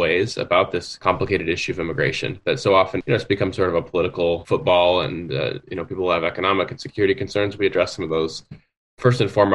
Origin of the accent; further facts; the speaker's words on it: United States; the culture I was raised in the United States